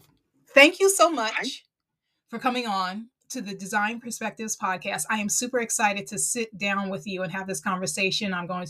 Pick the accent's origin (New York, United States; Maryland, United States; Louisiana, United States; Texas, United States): New York, United States; accent: New York; That's my New York accent